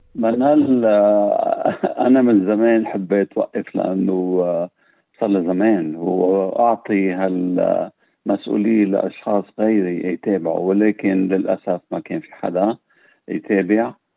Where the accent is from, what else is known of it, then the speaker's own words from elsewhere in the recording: Lebanon; now in Australia; نحن بنقول كلبنانيين وين ما كنا ان كان في لبنان او بالاغتراب